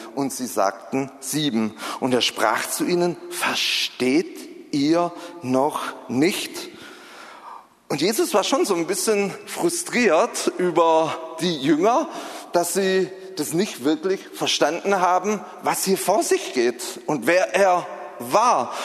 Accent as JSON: {"language": "German", "region": "Southern Germany", "country": "Germany", "moved": "yes", "said": "Ich komme ja aus Süddeutschland, das hört man vielleicht so ein bisschen"}